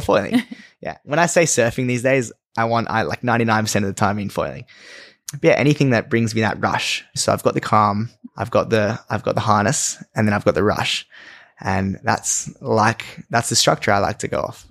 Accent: Australia; growing up in Australia

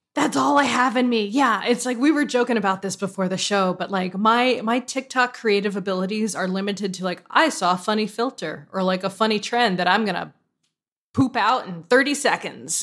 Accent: West Hartford, Connecticut, United States; I'm actually from West Hartford, which is very different

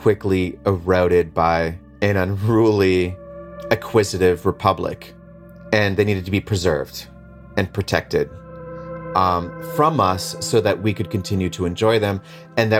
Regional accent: Leech Lake Reservation, northern Minnesota, United States; I'm Ojibwe from the Leech Lake Reservation in northern Minnesota.

